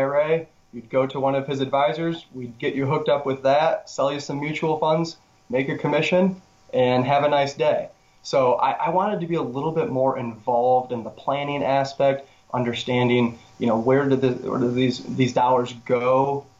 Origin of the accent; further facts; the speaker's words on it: West Michigan, United States; I grew up in West Michigan, real close to Lake Michigan